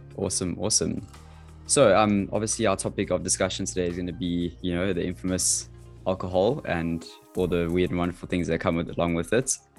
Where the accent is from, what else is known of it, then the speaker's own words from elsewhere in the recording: South Africa; as a teenager growing up in South Africa